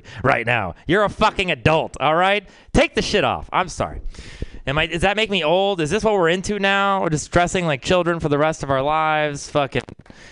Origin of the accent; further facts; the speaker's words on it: Texas, United States; moved away; growing up in Texas, it's a fucking weird place